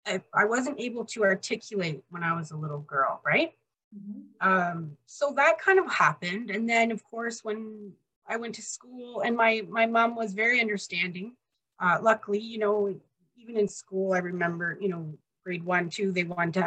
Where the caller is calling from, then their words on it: British Columbia, Canada; I'm in British Columbia, Canada.